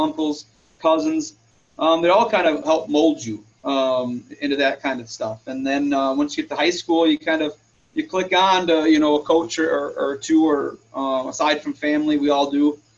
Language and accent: English; Houston, Minnesota, United States; moved away as an adult; now in LeRoy, United States; I wouldn't trade growing up in Houston for anything.